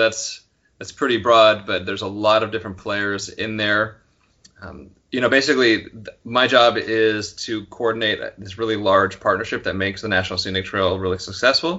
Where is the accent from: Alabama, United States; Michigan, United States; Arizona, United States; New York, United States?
New York, United States; moved away as an adult; also born or lived in Vermont / New Hampshire / Massachusetts / Pennsylvania; now in Florida, United States; I grew up mainly in New York State, but I've lived in just about every state in New England